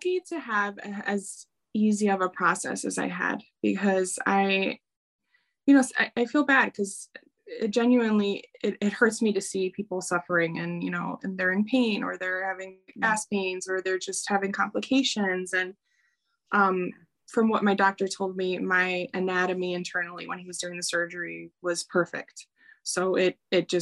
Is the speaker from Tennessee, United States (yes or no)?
no; Chicago, Illinois, United States; I'm from Chicago.